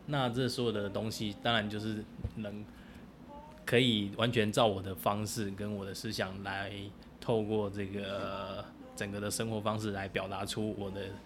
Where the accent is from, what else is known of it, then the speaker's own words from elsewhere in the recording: Taipei, Taiwan; now in Chiayi, Taiwan; 我小时候是在台北市，就，就是练体育班的